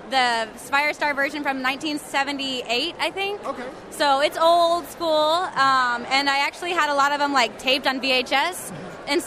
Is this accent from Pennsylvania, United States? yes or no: no; Dallas, Texas, United States; from Dallas, Texas